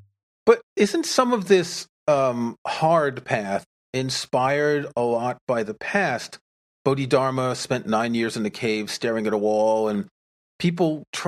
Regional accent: Queens, New York, United States; hey, I grew up in Queens. I know where that border is.

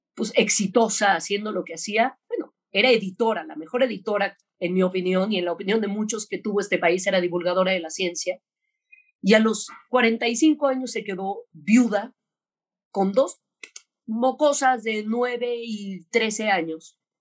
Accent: Mexico; Pero yo soy mexicana, súper mexicana

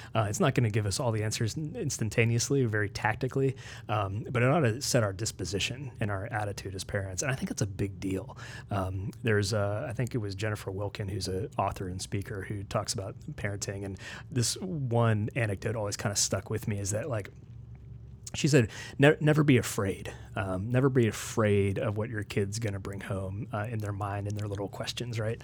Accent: Morgantown, West Virginia, United States; moved away as an adult; also born or lived in Nashville, Tennessee / Washington, D.C. / Maryland; now in Lebanon, Tennessee, United States; I grew up in West Virginia. Um, my family's mostly from Maryland. Uh, my formative years were in Morgantown, West Virginia

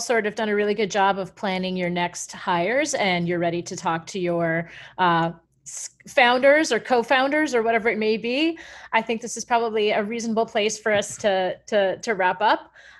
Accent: Canada; I'm Canadian

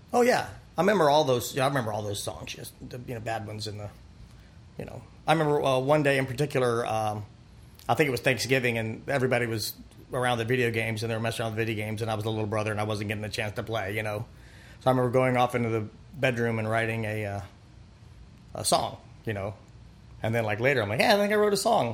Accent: Pompano Beach, Florida, United States; also born or lived in Fort Lauderdale, Florida / Ocala, Florida; I grew up in Pompano Beach, Fort Lauderdale area, adjacent Deerfield Beach, mm-hmm. and uh, yeah, South Florida

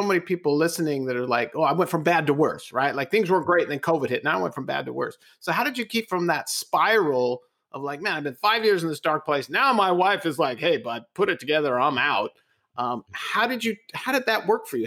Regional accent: California, United States; accent: California; I'm the one with the California accent

